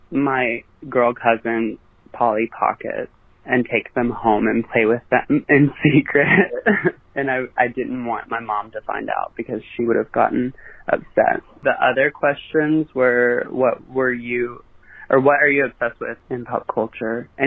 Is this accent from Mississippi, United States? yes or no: yes; Mississippi, United States; and I'm from Mississippi, which is, uh, i I might be the only listener from Mississippi, to be honest.